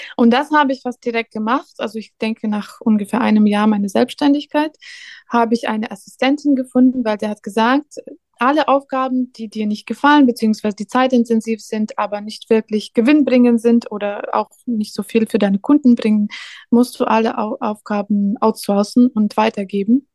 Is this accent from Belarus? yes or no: yes; Belarus; German is a second language; also born or lived in Riga, Latvia / Poland; now in Cologne, Germany; in Weißrussland bin ich aufgewachsen